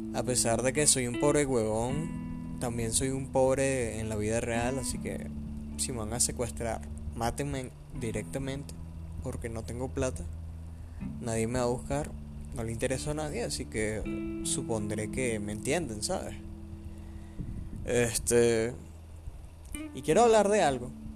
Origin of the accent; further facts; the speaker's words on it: Venezuela; soy venezolano